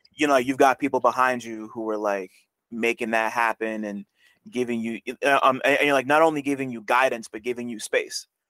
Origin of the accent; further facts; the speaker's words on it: New Jersey, United States; I'm from Jersey